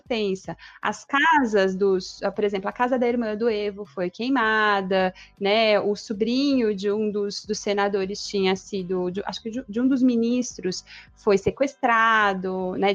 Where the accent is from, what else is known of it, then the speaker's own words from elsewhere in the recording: Ribeirão Preto, São Paulo, Brazil; now in Salvador, Brazil; eu sou de Ribeirão Preto. Estou aqui em Salvador como nova baiana